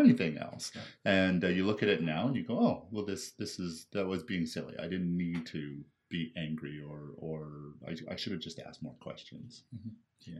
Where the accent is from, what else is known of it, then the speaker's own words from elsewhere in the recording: Surrey, British Columbia, Canada; I grew up in uh, Surrey, BC